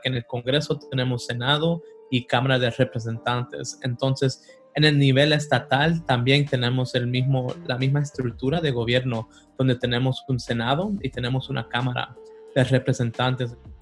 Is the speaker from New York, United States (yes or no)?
no; Sanford, North Carolina, United States; also born or lived in Los Angeles, California; nací en Los Ángeles, California, pero venimos a Carolina como cuando tenía como siete años, a un condado que se llama Lee, el condado de Lee Ah, en Sanford